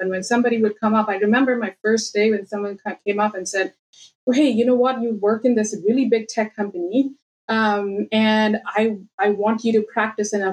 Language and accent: English; India; moved away as an adult; so I moved early 2016 out of India. I grew up in India. Uh, my dad was in a bank, work used to work in a bank, and used to move throughout the country every two years.